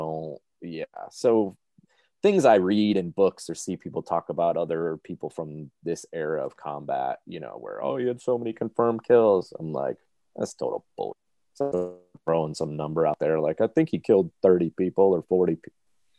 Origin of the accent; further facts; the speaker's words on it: New England, United States; I mean, I said I grew up in New England, but we have a cottage on a lake up in Maine.